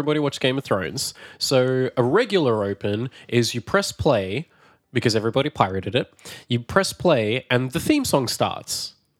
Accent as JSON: {"language": "English", "country": "Australia", "moved": "yes", "lives_now": "Prague, Czech Republic", "said": "from Australia."}